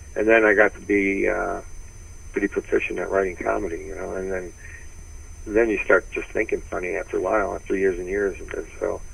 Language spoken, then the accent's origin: English; Detroit, Michigan, United States; moved away; also born or lived in San Francisco / Los Angeles; I was from Detroit